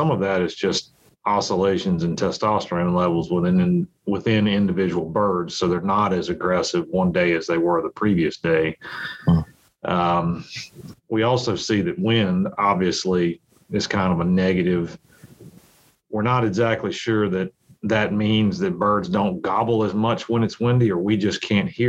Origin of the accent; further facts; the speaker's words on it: Virginia, United States; I grew up in Virginia